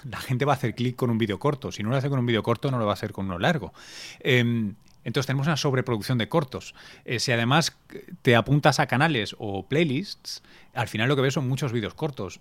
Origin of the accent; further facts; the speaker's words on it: Barcelona, Catalonia, Spain; yo me crié en Barcelona